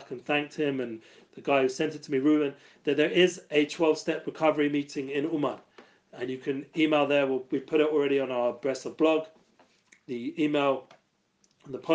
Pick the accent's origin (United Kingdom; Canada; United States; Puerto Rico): United Kingdom; London; I grew up in Edgeware, and I grew up in the music business